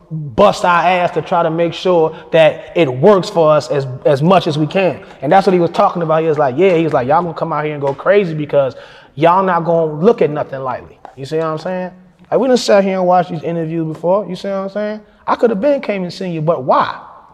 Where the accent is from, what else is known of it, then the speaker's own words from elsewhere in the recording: Fayetteville, United States; I'm like, I'm from Fayetteville. He said, so you drove all the way out here? I said, yeah, I drove all the way out here